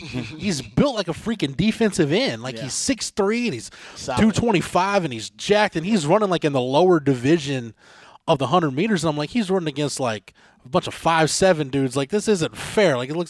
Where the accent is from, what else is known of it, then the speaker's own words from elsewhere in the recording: near Ellison High School, Texas, United States; Ellison High School from my hometown is like a 15-minute drive